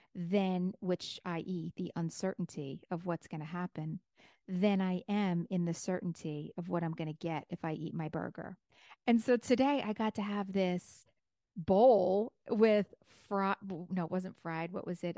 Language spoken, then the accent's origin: English; New York, United States; I'm a New Yorker.